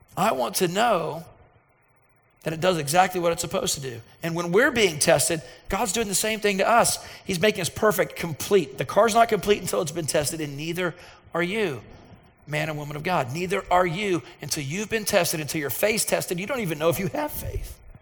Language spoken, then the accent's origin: English; Dallas, Texas, United States; i was from Dallas, where uh, you drive every 10 feet, there would be another medical facility